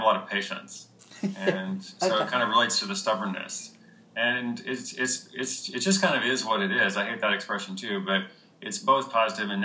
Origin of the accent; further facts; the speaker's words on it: United States; I was born in America